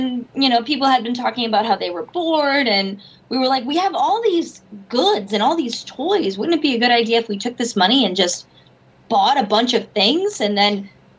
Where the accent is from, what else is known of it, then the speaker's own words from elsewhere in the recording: Boston, Massachusetts, United States; I'm from Boston.